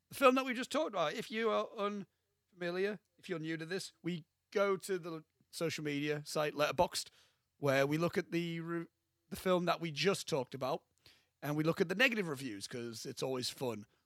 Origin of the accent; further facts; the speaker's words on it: South Africa; now in United Kingdom; oh, ah, because I'm from South Africa, and that's like, got like quite like a surfing place.